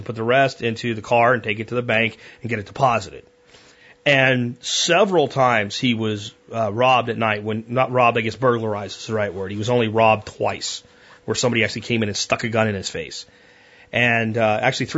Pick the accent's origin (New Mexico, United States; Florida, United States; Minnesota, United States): Florida, United States; moved away; also born or lived in Pennsylvania; when I grew up in Florida before we moved to Pennsylvania